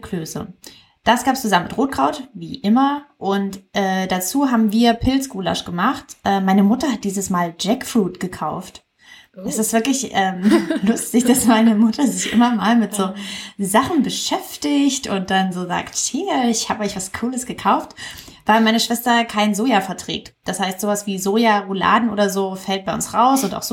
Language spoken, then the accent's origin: German; East Germany, Germany; die Tradition in meiner Familie. Wir kommen ja aus Ostdeutschland